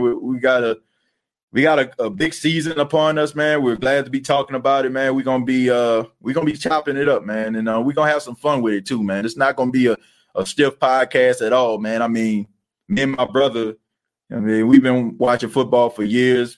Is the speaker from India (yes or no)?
no; Louisiana, United States; now in Atlanta, United States; I'm from Louisiana and I live in Atlanta